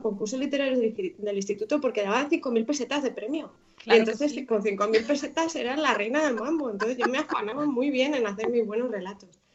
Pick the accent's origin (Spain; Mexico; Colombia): Spain; Madrid, Community of Madrid; also born or lived in Coslada / San Fernando de Henares; yo ya nací en Madrid, entonces pues con unos abuelos, los cuatro abuelos viviendo en Vallecas, pues ahí, digamos que me crié